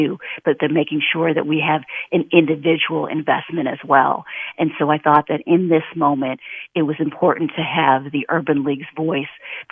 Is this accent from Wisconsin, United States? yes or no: yes; Milwaukee, Wisconsin, United States; moved away; I'm originally from Milwaukee, Wisconsin